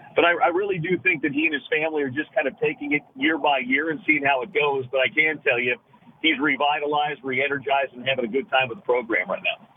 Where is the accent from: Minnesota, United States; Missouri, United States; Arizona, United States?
Missouri, United States; Kansas City; moved away as an adult; now in Salt Lake City, United States; I grew up in the Midwest in Kansas City, but I've been in Salt Lake City for 21 years